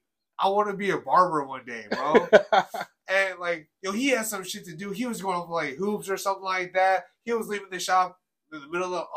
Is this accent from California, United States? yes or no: yes; South San Francisco, California, United States; I grew up in South City, San Bruno. You know, shout out South City High School.